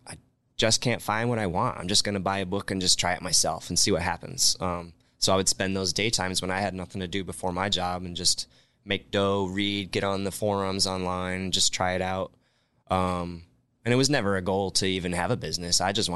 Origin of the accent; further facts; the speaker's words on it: Rockford, Illinois, United States; now in Las Vegas, United States; Well, growing up in Rockford, Illinois, like I said, we were just a tavern style town for the most part.